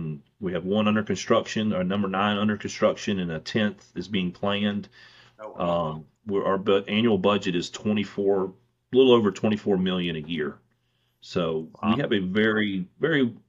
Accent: Mississippi, United States; growing up in Mississippi, so close to Louisiana, we have counties in Mississippi

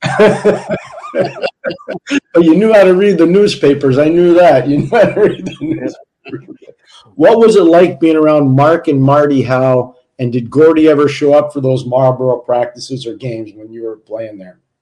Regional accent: Montreal, Quebec, Canada; I was a young kid growing up in Montreal

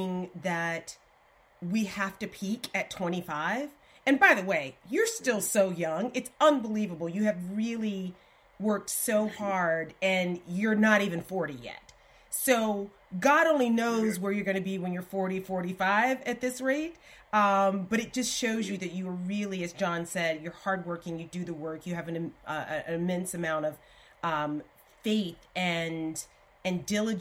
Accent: Alabama, United States; I'm from Alabama

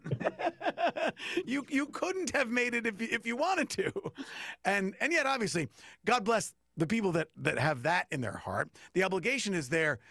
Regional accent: Long Island, New York, United States; I grew up on Long Island

